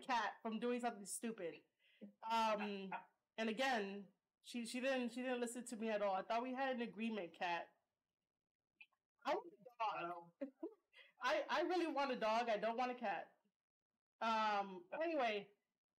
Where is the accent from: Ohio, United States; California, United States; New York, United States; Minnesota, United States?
New York, United States; I'm from New York